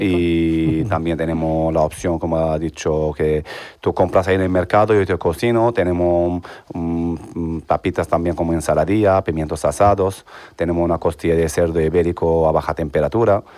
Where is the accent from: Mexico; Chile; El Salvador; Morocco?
Morocco; El Jadida, Casablanca-Settat; Spanish is a second language; moved away as an adult; now in Seville, Spain; Vengo de Marruecos, exactamente de El Jadida